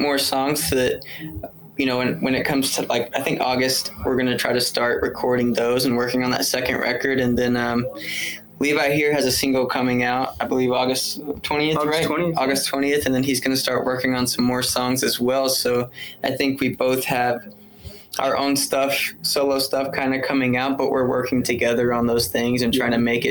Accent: Melissa, Texas, United States; also born or lived in San Antonio, Texas; grew up in Melissa

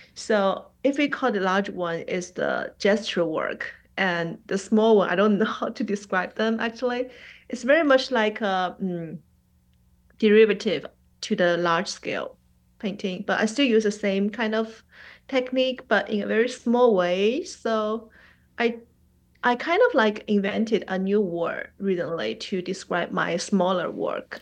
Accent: Shanghai, China; first language Mandarin; English is a second language; moved away as an adult; also born or lived in New York; now in Atlanta, United States; Shanghai is my hometown

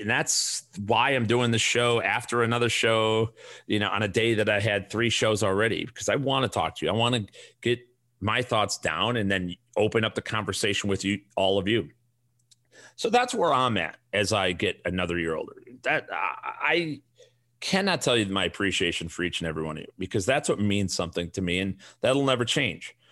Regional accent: Chicago, Illinois, United States; accent: thick Chicago; now in Arizona, United States; I moved from Chicago, where I got my thick Chicago accent

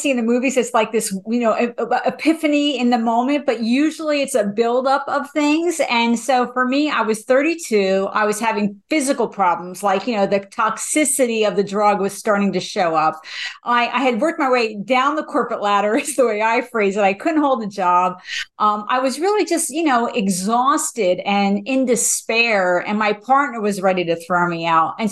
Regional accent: New Jersey, United States; I am from New Jersey

